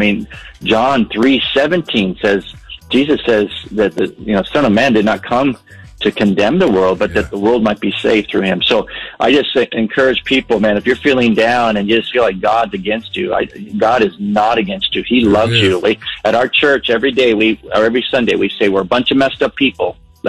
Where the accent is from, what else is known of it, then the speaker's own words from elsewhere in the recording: Panama; You know, I grew up in Panama, and as a kid, there was not much to do in Panama.